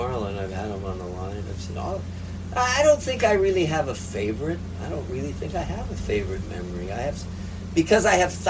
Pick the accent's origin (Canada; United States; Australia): United States; Hawaii; with that great group of guys growing up on the Big Island fishing and the camaraderie